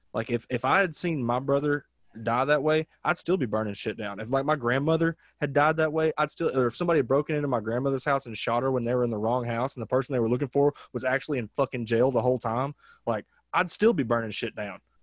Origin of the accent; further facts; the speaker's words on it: Arkansas, United States; now in Los Angeles, United States; growing up in Arkansas